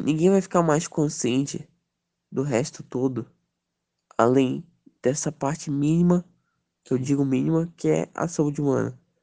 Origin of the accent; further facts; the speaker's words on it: Brazil; a gente é brasileiro